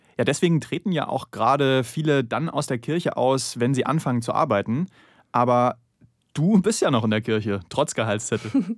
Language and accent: German; the East, eastern Germany, Germany; im Osten, wo ich aufgewachsen bin